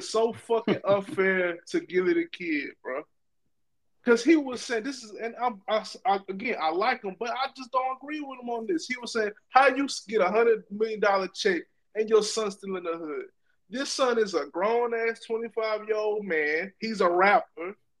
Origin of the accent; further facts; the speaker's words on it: Louisiana, United States; moved away; I'm from a small town in Louisiana